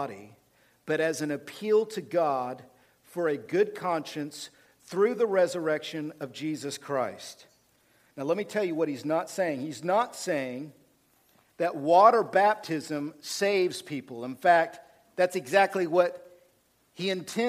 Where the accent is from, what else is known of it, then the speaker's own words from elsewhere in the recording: Oklahoma, United States; We, from Oklahoma